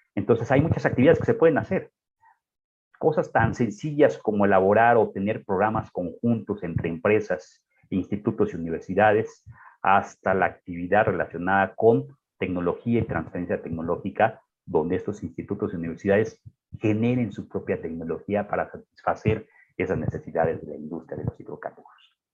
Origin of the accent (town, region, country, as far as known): Mexico